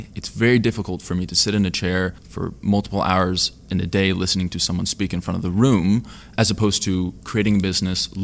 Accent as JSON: {"language": "English", "region": "California", "country": "United States", "said": "I am from California"}